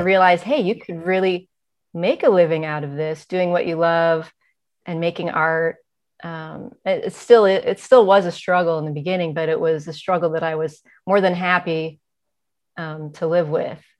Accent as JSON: {"language": "English", "town": "Cleveland", "region": "Ohio", "country": "United States", "tie": "born or raised there", "moved": "yes", "lives_now": "San Francisco, United States", "said": "I was born in Cleveland, Ohio"}